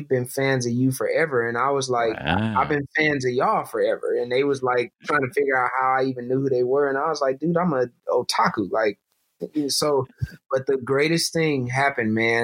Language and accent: English; Flint, Michigan, United States; moved away; I'm from Flint, Michigan